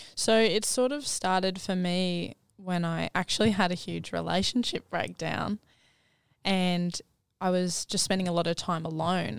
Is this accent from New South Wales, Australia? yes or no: no; Gold Coast, Queensland, Australia; I grew up down on the Gold Coast with a family of five